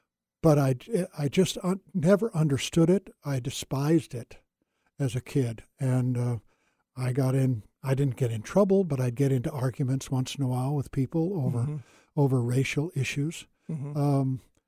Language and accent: English; India; I grew up in India and played with Indian kids, and color made no difference.